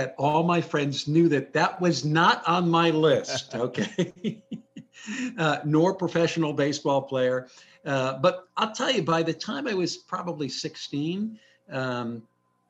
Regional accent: New Brunswick, New Jersey, United States; I grew up in New Jersey, in New Brunswick, home of Rutgers University

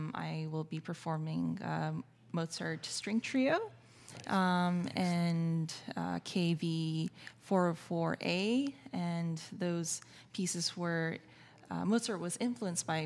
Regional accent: Brookline, Massachusetts, United States; moved away as an adult; now in New York, United States; I grew up in Boston, went to NEC Prep.

